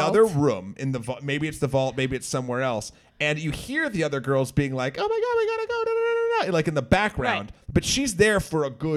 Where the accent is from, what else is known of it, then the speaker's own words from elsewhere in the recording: New Hampshire, United States; I'm from New England, I'm from New Hampshire.